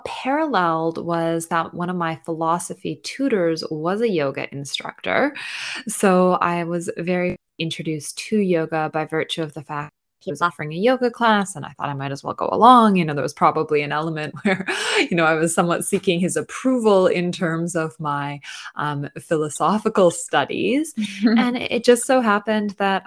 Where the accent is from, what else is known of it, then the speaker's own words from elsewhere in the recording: Canada; I went to university in Canada, I am Canadian